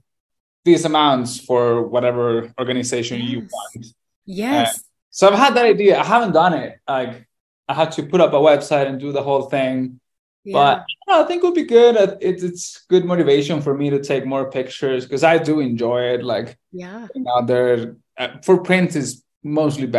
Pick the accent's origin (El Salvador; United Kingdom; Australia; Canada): El Salvador; moved away as an adult; also born or lived in Ireland; now in United States; I'm from El Salvador and I born and raised there and I moved to the US when I was like 21 or something